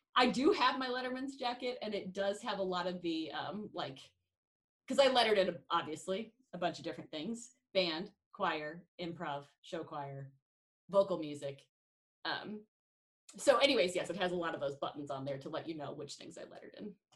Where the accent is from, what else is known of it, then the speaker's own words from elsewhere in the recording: Kansas City, Missouri, United States; now in South Dakota, United States; I am from Kansas City, Missouri